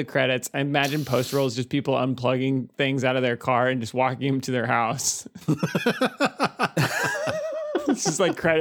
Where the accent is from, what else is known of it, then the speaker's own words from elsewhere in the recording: Atlanta, Georgia, United States; I'm from Atlanta. I mean, I really am.